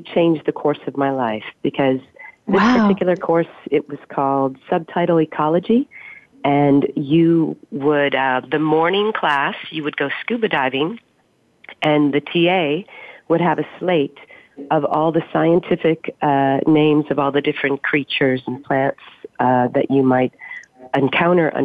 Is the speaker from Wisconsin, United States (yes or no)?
yes; Wisconsin, United States; moved away as an adult; also born or lived in Stanford, California; now in Austin, United States; I grew up in Wisconsin, and that's a pretty outdoorsy kind of state